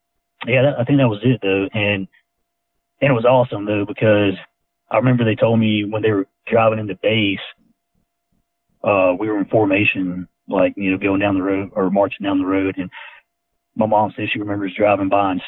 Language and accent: English; Skipperville, Alabama, United States; also born or lived in Enterprise, Alabama; I actually grew up in a little town around Ozark called Skipperville, Alabama